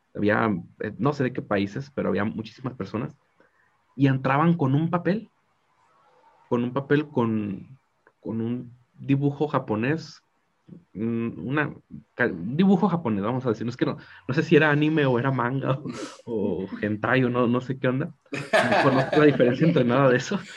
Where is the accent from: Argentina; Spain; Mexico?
Mexico; yo soy mexicano